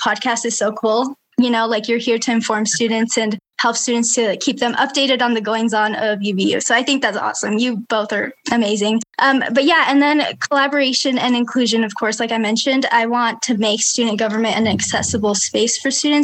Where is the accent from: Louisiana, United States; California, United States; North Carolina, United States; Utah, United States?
Utah, United States; Provo; I was born and raised in Provo